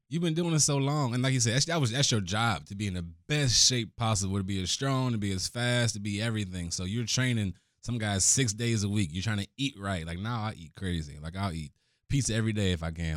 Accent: Cleveland, Ohio, United States; Born and raised in Cleveland, oldest of six kids

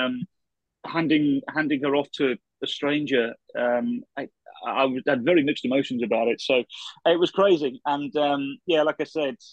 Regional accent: England, United Kingdom; now in Minnesota, United States; as an Englishman

